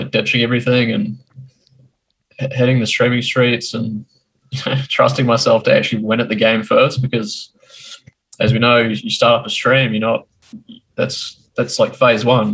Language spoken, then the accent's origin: English; New Zealand; also born or lived in Christchurch; I'm from New Zealand, born and bred